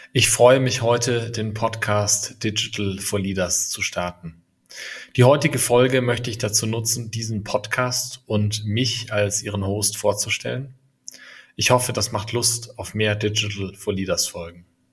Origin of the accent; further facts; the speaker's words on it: Franconia, Bavaria, Germany; also born or lived in Berlin; now in near Munich, Germany; Ich bin gebürtiger Franke und lebe inzwischen mit meinen drei Kindern in der Nähe von München.